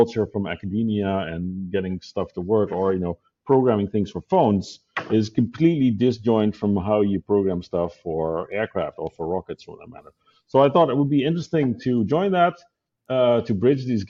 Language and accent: English; Netherlands; moved away as an adult; also born or lived in Zurich, Switzerland / Hawthorne, California; now in Switzerland; I moved from Zurich, from the Netherlands, where I was born and raised, to Zurich in Switzerland when Google opened an office there back in 2005.